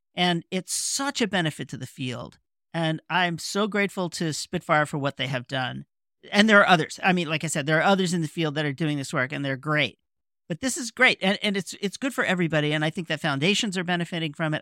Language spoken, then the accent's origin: English; New York, United States; I'm a New Yorker.